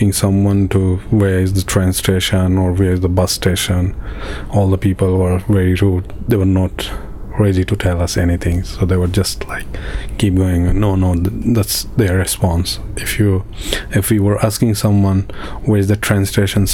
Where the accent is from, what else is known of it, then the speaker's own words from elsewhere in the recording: Afghanistan; now in Calais, France; I came from Afghanistan to Iran